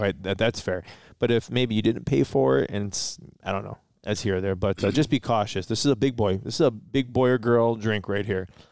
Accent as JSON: {"language": "English", "town": "Detroit", "region": "Michigan", "country": "United States", "said": "we're from Detroit"}